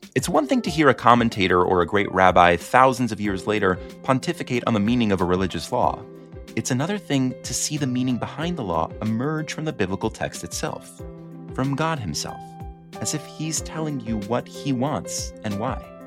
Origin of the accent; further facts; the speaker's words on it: the Five Towns, New York, United States; I'm from the Five Towns, this bastion of observant Judaism